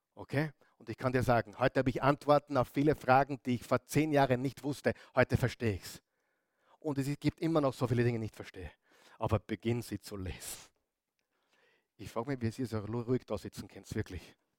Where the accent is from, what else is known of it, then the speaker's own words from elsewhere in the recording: Upper Austria, Austria; moved away as an adult; now in Vienna, Austria; Als Oberösterreicher